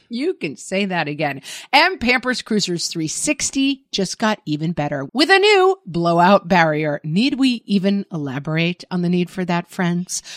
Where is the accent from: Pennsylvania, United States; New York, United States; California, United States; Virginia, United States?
New York, United States; as a New Yorker